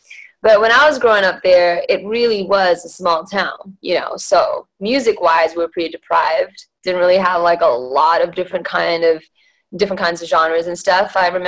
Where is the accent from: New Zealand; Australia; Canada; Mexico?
Australia; Perth, Western Australia; also born or lived in Malaysia; so I was born in Malaysia and that's where my dad had his karaoke and everything. And then by the age of 10, they decided to move us over to Perth, Western Australia